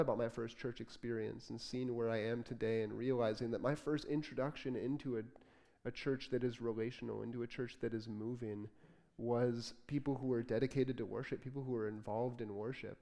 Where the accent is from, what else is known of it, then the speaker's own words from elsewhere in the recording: Port Huron, Michigan, United States; also born or lived in Detroit, Michigan; I was born in Detroit. I grew up in Port Huron, a little bit north of Port Huron